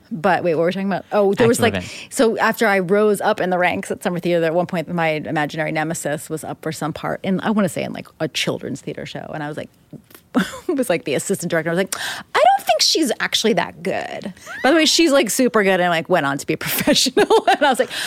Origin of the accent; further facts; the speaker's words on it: Upper Darby, Pennsylvania, United States; I can like name five or six families off the top of my head in my hometown